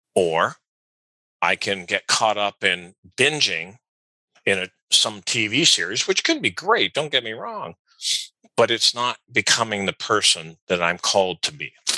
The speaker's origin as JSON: {"language": "English", "country": "Canada", "said": "I'm Canadian"}